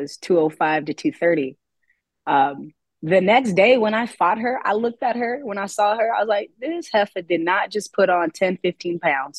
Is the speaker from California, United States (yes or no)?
yes; Oakland, California, United States; now in Clovis, United States; growing up in Oakland. I would fight a lot of dark skinned people. And then when I moved here to Clovis, California